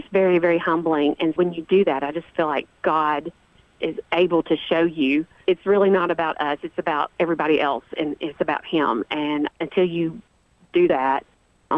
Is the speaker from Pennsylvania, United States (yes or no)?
no; Rutherford County, Tennessee, United States; I was born and raised here as well